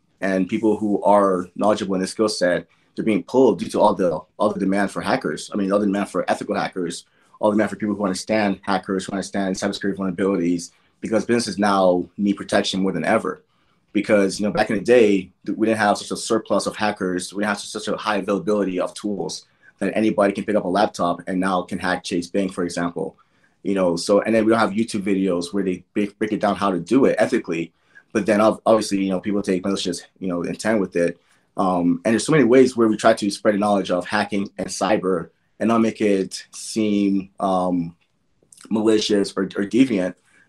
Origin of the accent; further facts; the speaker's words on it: Nigeria; as a kid growing up in Nigeria, I was told from birth, education is your best friend.